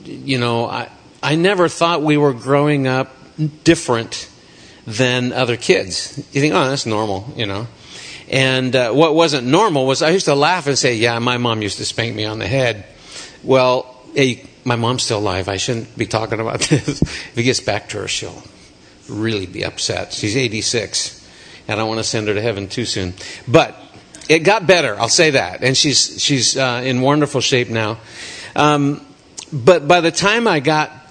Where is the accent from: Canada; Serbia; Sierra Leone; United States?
United States; Snoqualmie, Washington; I grew up in Snoqualmie, and we moved around a lot, sometimes back to the same house.